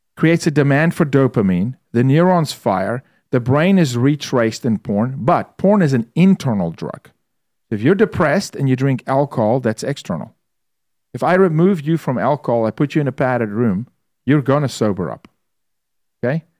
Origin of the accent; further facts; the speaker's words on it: South Africa; moved away as an adult; also born or lived in Toronto, Canada; now in United States; I'm from South Africa. I lived through apartheid